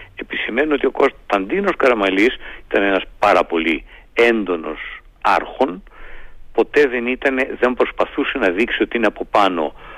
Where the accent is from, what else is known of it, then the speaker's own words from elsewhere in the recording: Greece; είμαι ένας Έλληνας πολίτης